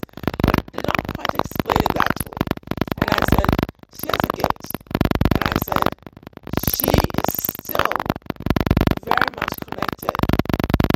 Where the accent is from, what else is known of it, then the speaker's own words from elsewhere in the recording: Volta, Ghana; I'm from the Volta region.